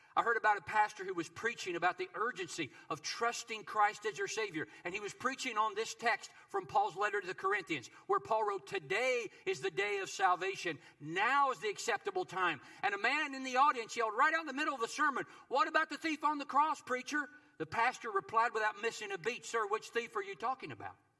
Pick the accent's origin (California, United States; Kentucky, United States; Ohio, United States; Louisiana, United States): Kentucky, United States; my home state of Kentucky